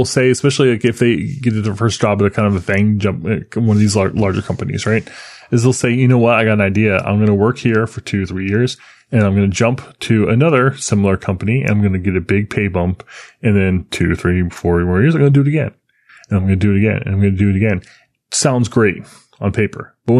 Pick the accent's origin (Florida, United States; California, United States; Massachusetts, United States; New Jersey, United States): Florida, United States; Look, I grew up in Florida. You know, things are a little different here.